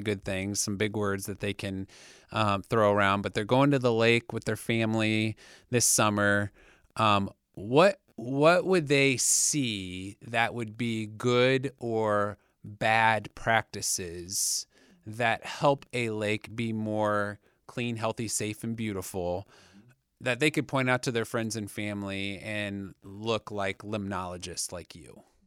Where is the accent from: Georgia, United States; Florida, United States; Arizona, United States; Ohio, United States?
Ohio, United States; moved away; I'm from Ohio